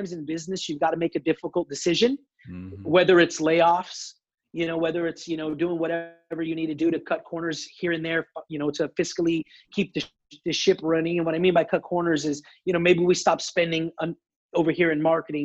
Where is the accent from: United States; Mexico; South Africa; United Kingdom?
United States; I'm an American second